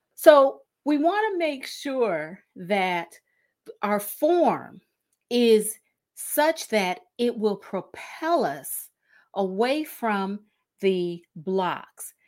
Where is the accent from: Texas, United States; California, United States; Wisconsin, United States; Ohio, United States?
Ohio, United States; Cleveland; in Northeast Ohio, in Cleveland, um, my hometown